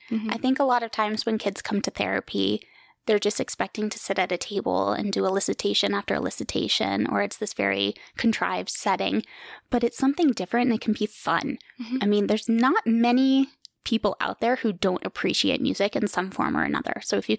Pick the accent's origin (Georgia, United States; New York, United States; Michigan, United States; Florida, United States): New York, United States; also born or lived in Germany / Virginia / Colorado / Kansas; So I was born in Germany. I've lived in New York, Virginia, Colorado, Kansas, Oklahoma. But I truly do call New York my home just because we lived there for so long in the Hudson Valley.